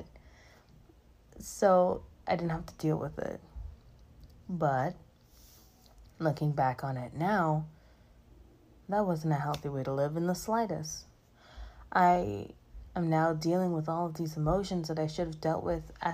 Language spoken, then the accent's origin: English; Bahamas; moved away as an adult; now in Orlando, United States; growing up in the Bahamas in particular, where mental health isn't really talked about